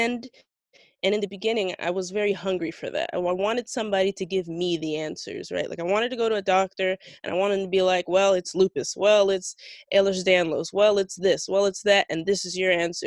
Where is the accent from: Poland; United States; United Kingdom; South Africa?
United States; South Florida; I'm from South Florida